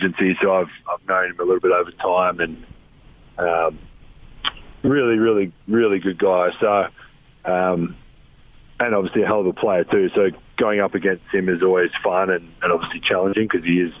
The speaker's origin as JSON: {"language": "English", "town": "Adelaide", "region": "South Australia", "country": "Australia", "tie": "born or raised there", "said": "growing up in Australia, the NBA was so far away. We didn't have cable TV, so I couldn't watch games. I grew up wanting to play for the Adelaide 36ers"}